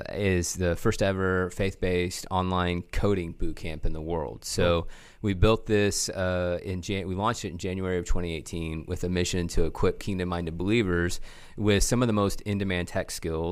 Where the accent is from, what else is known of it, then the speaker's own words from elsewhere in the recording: Oklahoma, United States; also born or lived in California; I was born in Southern California and grew up in Oklahoma.